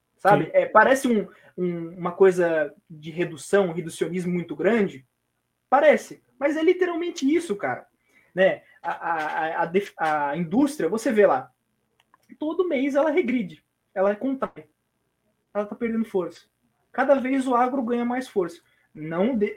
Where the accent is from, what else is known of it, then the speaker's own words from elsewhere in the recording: Brazil; nascemos em locais diferentes do Brasil, mas somos brasileiros.